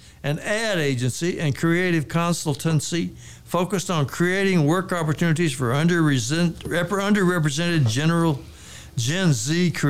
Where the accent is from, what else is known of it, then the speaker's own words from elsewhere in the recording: Ada, Oklahoma, United States; now in Dallas, United States; Ada is my hometown